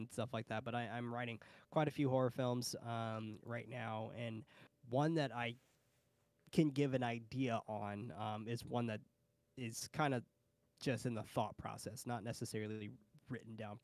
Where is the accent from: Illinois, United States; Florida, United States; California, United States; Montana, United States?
California, United States; San Francisco; I'm from San Francisco